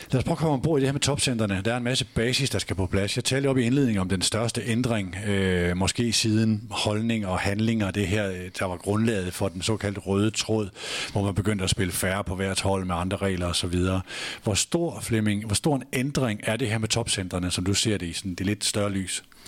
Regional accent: Nørresundby, North Denmark Region, Denmark; Jeg var højre bakke i Nubi hjemme i Nørre Sundby

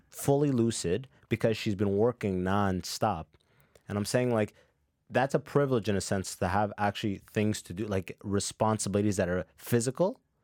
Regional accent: London, Ontario, Canada; also born or lived in Sudan / Muscat, Oman; my hometown, London

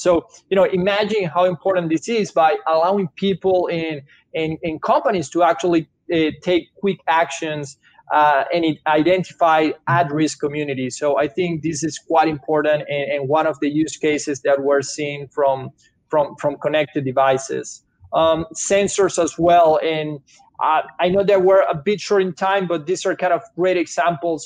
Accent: Venezuela; English is a second language; moved away as an adult; now in United States; Italian parents, but I born and raised in Venezuela. Grew up in Venezuela. Came to US a few years ago.

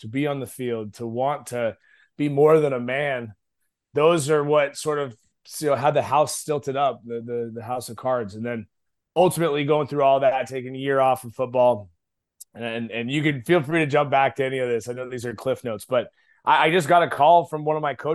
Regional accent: Eugene, Oregon, United States; moved away as an adult; also born or lived in Moscow, Idaho; now in Dallas, United States; a skinny pencil neck kid growing up in Oregon

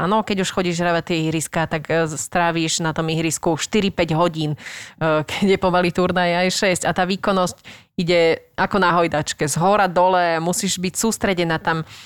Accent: Bernolákovo, Bratislava Region, Slovakia; Prvé bolo u nás v Bernolákové na Slovensku, ale veľa našich známych chodilo hrávať aj do Dunakility

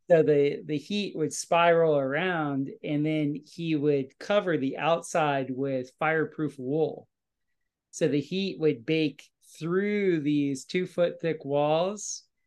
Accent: Fort Lauderdale, Florida, United States; I'm a South Florida boy. I uh, was born and raised in Fort Lauderdale, Florida

